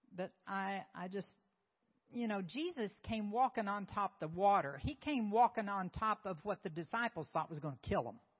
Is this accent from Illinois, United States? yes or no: no; Oklahoma, United States; moved away; also born or lived in South Carolina; I'm from Oklahoma. I'm from Oklahoma. I thought I would always be in Oklahoma